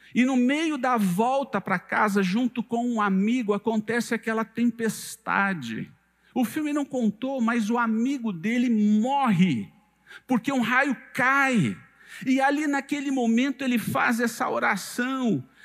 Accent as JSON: {"language": "Portuguese", "region": "São Paulo", "country": "Brazil", "moved": "as an adult", "lives_now": "Goiânia, Brazil", "said": "eu sou do estado de São Paulo, esse é o meu quarto ano aqui em Goiânia"}